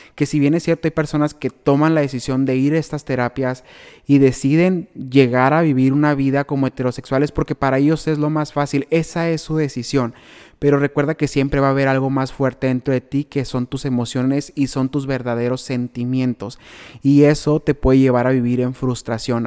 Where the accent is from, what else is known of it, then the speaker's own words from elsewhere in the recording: Benjamín Hill, Sonora, Mexico; la gente de mi pueblo